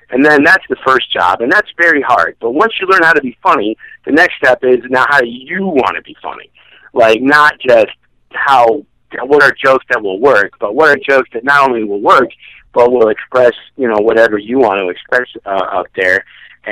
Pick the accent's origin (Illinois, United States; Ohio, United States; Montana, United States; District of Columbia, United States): Illinois, United States; Chicago; moved away as an adult; also born or lived in Missouri / Evanston, Illinois; now in Los Angeles, United States; I was born in Missouri, but I grew up in Chicago.